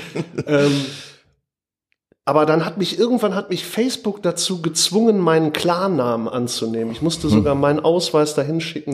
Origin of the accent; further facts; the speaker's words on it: North Rhine-Westphalia, Germany; also born or lived in Oberhausen; sind wir an den Niederrhein gezogen.